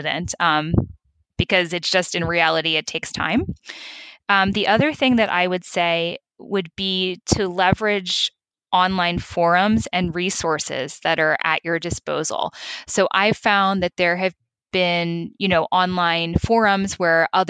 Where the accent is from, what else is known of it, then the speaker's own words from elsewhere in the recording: United States; accent: American; moved away as an adult; now in Europe; I'm American, as you may have noticed from my accent